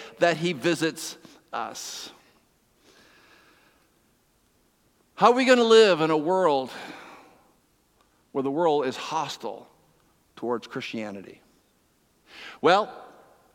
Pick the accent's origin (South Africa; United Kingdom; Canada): Canada; East Coast, Atlantic Canada; now in Ontario, Canada; I'm from the East Coast